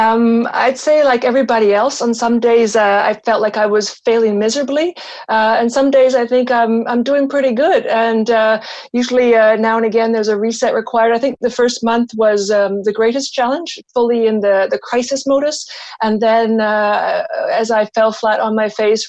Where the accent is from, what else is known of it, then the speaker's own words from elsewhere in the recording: Canada; now in Switzerland; Canada is actually my home country